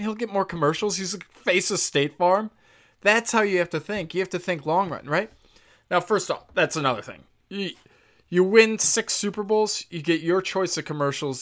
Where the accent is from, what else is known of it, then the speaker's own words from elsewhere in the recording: Chicago, Illinois, United States; I'm a Chicago guy, I'm from Chicago